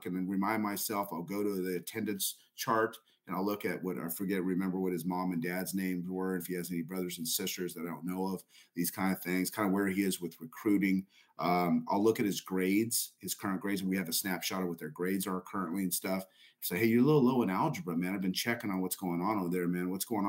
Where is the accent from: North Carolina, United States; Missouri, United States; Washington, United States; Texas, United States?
Texas, United States; El Paso; And I went up to Augie and I said … from El Paso, this, this, and that.